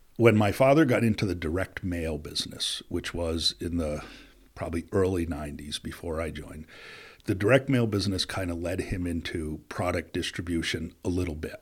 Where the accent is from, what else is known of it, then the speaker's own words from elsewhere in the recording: Plattsburgh, New York, United States; also born or lived in Rochester, New York / Springfield, Massachusetts / Connecticut; Plattsburgh's home. It's where I grew up